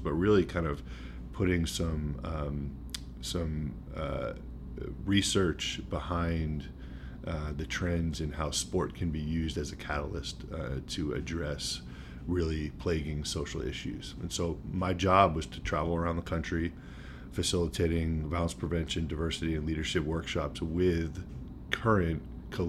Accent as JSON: {"language": "English", "town": "Brookline", "region": "Massachusetts", "country": "United States", "said": "I'm from Brookline, Massachusetts, originally."}